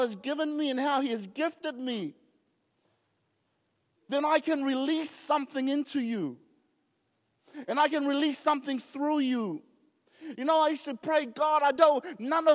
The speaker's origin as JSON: {"language": "English", "country": "New Zealand", "tie": "born or raised there", "also_born_or_lived": "Tonga", "said": "as first generations coming, growing up in New Zealand, we were quite embarrassed of who we were"}